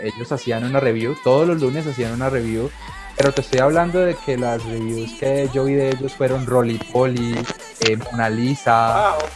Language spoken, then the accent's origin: Spanish; Colombia